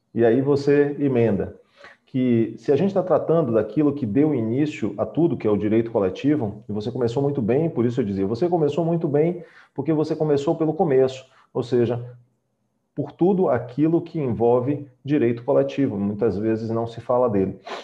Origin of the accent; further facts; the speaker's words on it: Bahia, Brazil; somos baianos